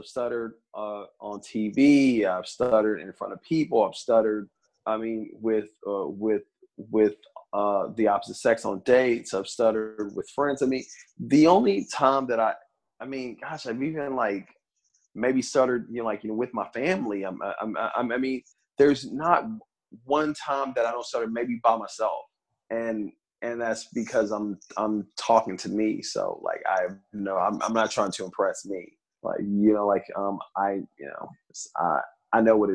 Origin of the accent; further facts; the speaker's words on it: Kansas City, Missouri, United States; also born or lived in California; I'm from Southside, Kansas, Missouri, man. Like, I'm from the ghetto